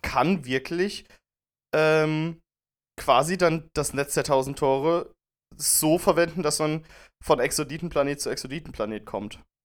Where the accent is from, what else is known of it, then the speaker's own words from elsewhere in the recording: Germany; wir sind ja Deutsche